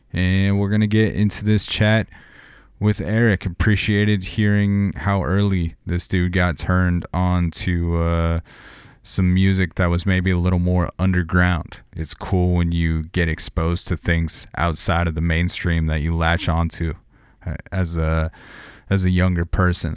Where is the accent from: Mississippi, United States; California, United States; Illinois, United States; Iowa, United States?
California, United States; outside of Los Angeles; growing up outside of Los Angeles